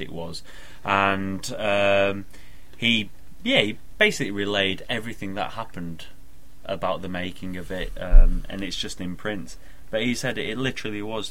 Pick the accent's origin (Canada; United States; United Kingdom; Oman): United Kingdom; accent: northern; moved away; Been up north visiting my family, so my accent might sound a little bit thicker than it usually does.